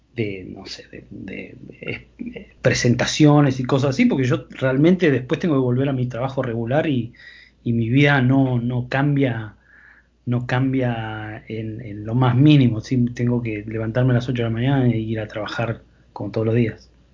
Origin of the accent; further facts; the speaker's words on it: Argentina; moved away; yo no soy de Buenos Aires, soy del interior